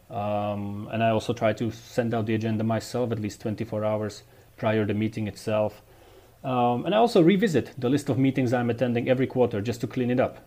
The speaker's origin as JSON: {"language": "English", "town": "Dubnica nad Váhom", "region": "Trenčín Region", "country": "Slovakia", "tie": "born or raised there"}